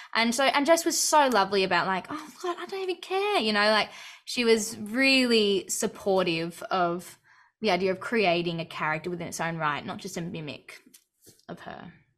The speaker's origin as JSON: {"language": "English", "country": "Australia", "tie": "born or raised there"}